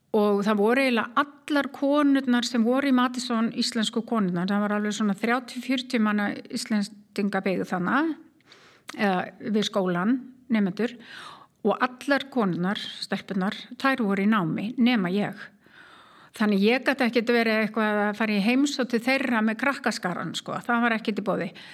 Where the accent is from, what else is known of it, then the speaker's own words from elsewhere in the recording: Keflavík, Southern Peninsula, Iceland; moved away as an adult; also born or lived in Reykjavík / United States; Ég er keppleikingur og fóreldra mínir líka frá Keflavík